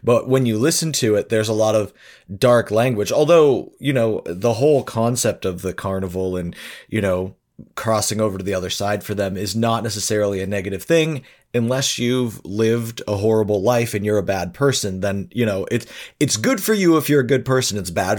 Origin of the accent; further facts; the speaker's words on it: Detroit, Michigan, United States; where I grew up in Detroit